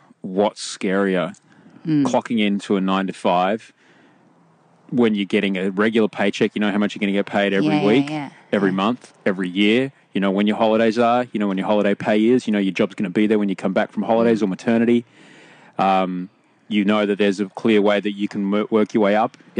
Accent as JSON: {"language": "English", "town": "Brisbane", "region": "Queensland", "country": "Australia", "tie": "born or raised there", "moved": "yes", "lives_now": "Sydney, Australia", "said": "I grew up in Brisbane"}